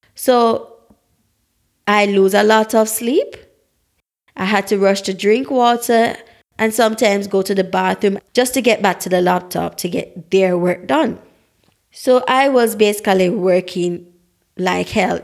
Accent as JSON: {"language": "English", "region": "Saint Mary", "country": "Jamaica", "tie": "born or raised there", "also_born_or_lived": "Saint Ann, Jamaica", "said": "I am a Black, authentic Jamaican, born in the parish of Saint Anne"}